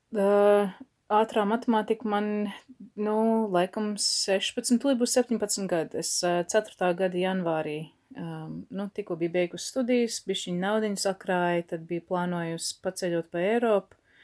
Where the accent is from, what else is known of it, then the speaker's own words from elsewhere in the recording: Canada; first language Latvian; also born or lived in Toronto; now in Latvia; uzaugot Kanādā